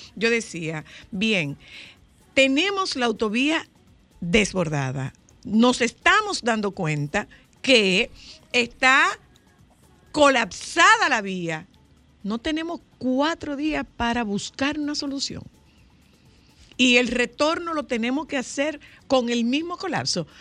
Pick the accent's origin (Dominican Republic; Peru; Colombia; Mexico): Dominican Republic; Nagua, María Trinidad Sánchez